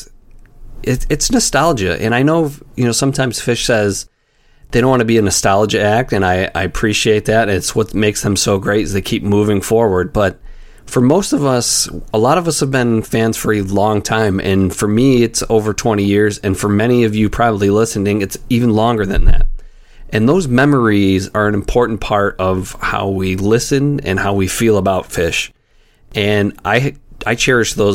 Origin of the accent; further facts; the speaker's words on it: Rochester, New York, United States; I am from Rochester. I grew up there